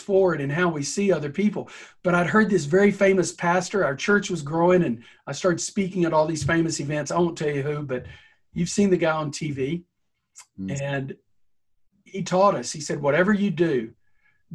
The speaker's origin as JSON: {"language": "English", "region": "the South", "country": "United States", "said": "I'm a Southerner"}